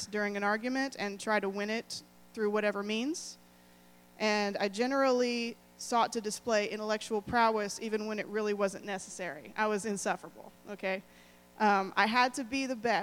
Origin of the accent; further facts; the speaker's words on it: Lone Oak, Texas, United States; also born or lived in Greenville, Texas; I was born in Northeast Texas in a town called Greenville. And I soon moved to Lone Oak, Texas